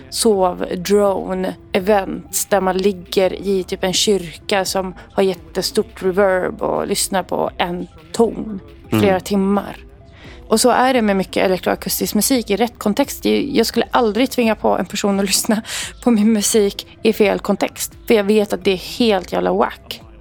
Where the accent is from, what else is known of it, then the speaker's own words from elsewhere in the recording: Lebanon; Jag är libanes och jag är uppväxt i ett eh, väldigt kristet hem.